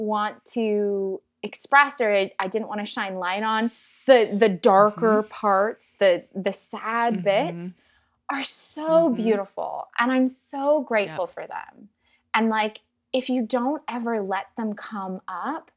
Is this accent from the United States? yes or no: yes; Sacramento, California, United States; also born or lived in San Francisco; I grew up in Sacramento